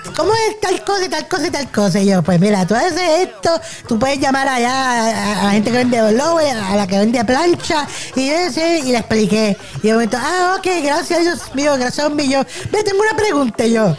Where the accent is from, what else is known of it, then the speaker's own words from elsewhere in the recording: Ponce, Puerto Rico; yo soy de Ponce también